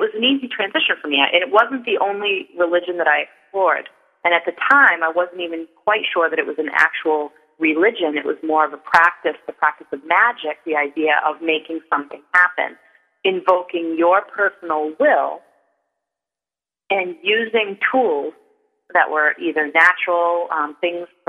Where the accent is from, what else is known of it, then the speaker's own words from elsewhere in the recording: Salem, Massachusetts, United States; I grew up on Gallows Hill, and the Salem woods were where I spent a lot of my youth